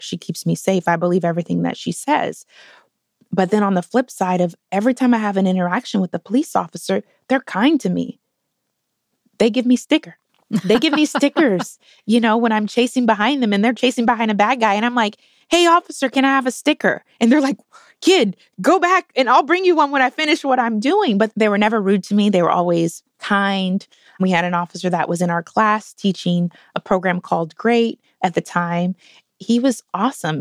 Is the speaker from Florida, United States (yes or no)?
no; Portland, Oregon, United States; I grew up in Northeast Portland in the early nineties